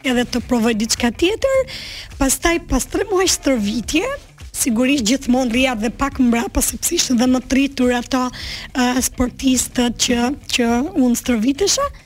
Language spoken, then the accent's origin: Albanian; Durrës, Durrës County, Albania; also born or lived in Dibër; unë jam rritur në Durrës, më origjim jam nga Dibra.